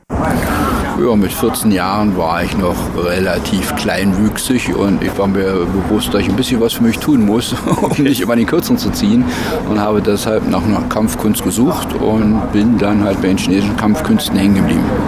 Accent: Germany; bei uns in Deutschland

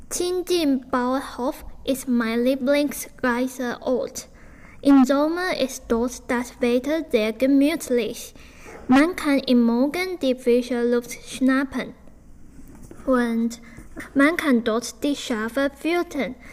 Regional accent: Taipei, Taiwan; German is a second language; Ich komme aus Taipei. Als Kind sind wir immer am Wochenende nach Iran gefahren, um uns zu erholen

